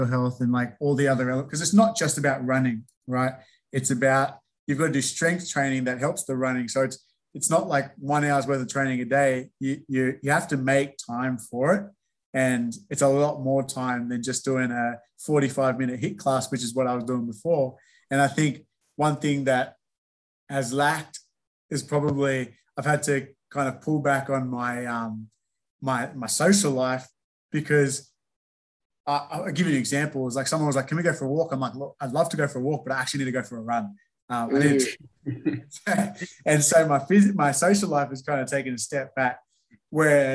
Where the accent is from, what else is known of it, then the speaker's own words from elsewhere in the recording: Minto, New South Wales, Australia; I grew up in Minto, like I said, went to St. Gregory's Catholic College as a high school